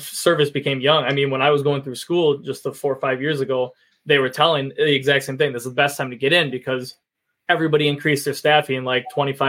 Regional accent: Wisconsin, United States; we're from Wisconsin

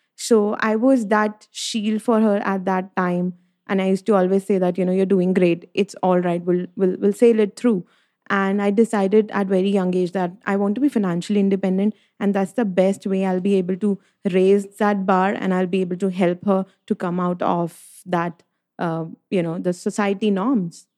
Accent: Delhi, India; I'm from Delhi, uh, from a Punjabi family

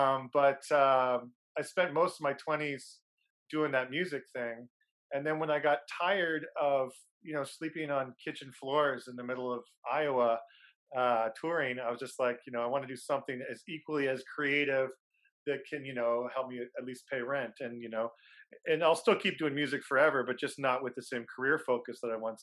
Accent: Ottawa, Ontario, Canada; also born or lived in Toronto; my hometown in Ottawa

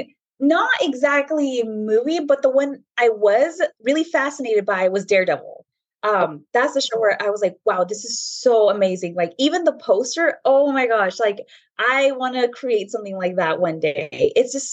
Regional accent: Bakersfield, California, United States; moved away as an adult; also born or lived in Escondido; now in San Diego, United States; I was born and raised in Bakersfield

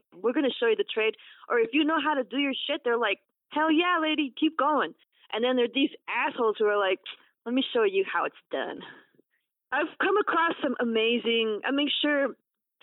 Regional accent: New York City, New York, United States; I was born in Brooklyn

